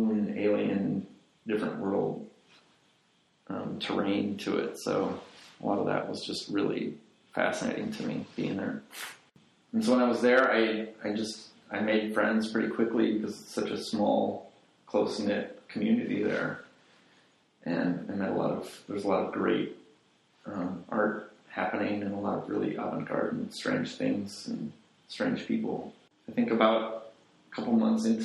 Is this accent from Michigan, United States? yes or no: no; Chicago, Illinois, United States; also born or lived in Reykjavik, Iceland / Florence, Italy; I'm from Chicago, I was born in Chicago, I grew up here